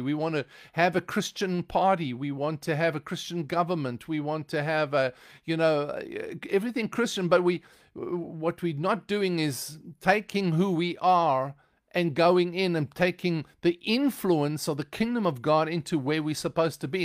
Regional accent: South Africa; now in United States; I don't speak with an American accent because I am originally from South Africa.

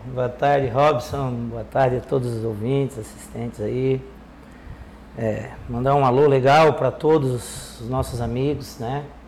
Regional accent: Orleans, Santa Catarina, Brazil; Nasci em Orleans

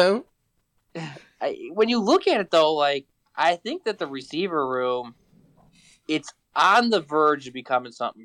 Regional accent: Chicago, Illinois, United States; I'm actually from Chicago

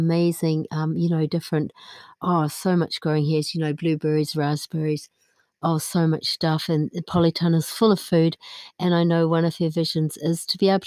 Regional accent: New Zealand; moved away as an adult; now in County Clare, Ireland; I still feel very connected to New Zealand. I would say that I have two homes, really, in terms of physical home. I have New Zealand and I have here in Ireland, both

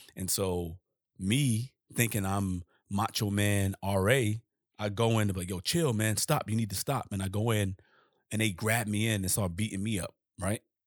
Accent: New York City, New York, United States; I'm from Harlem. And I didn't grow up with no bent brims.

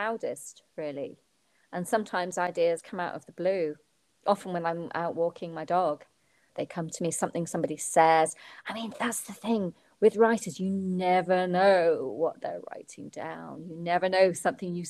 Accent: United Kingdom; I was being very British

